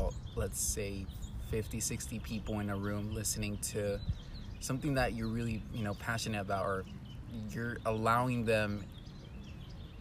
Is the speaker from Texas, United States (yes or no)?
yes; Houston, Texas, United States; moved away as an adult; now in Guadalajara, Mexico; I was raised in Houston, Texas